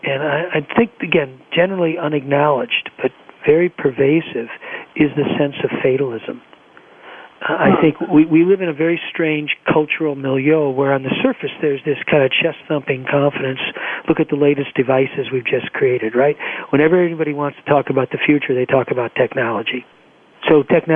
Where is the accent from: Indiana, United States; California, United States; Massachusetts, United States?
California, United States; Los Angeles; growing up in Los Angeles